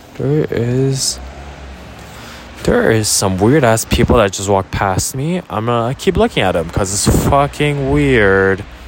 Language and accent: English; Canada; They saw me as a Canadian, but they also saw me as a Korean. And I really appreciated that fact because that's the reality of who I am. I'm a Korean Canadian